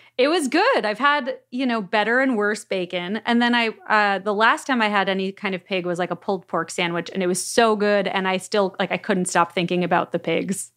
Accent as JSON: {"language": "English", "town": "Miami Beach", "region": "Florida", "country": "United States", "moved": "yes", "lives_now": "Los Angeles, United States", "said": "I've been in Los Angeles for ages, but I am from Miami Beach"}